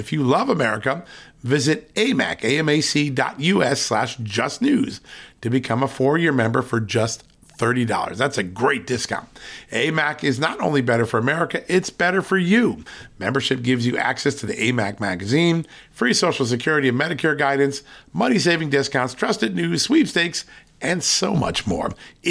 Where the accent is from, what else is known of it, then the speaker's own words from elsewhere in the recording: Connecticut, United States; I know. I grew up out in Connecticut, so we used to go to Worcester.